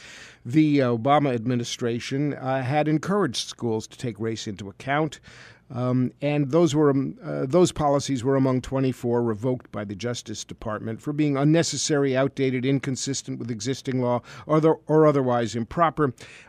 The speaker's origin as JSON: {"language": "English", "town": "New York City", "region": "New York", "country": "United States", "tie": "born or raised there", "said": "I am a product of white privilege, although I'm Jewish. I was born and brought up in New York City"}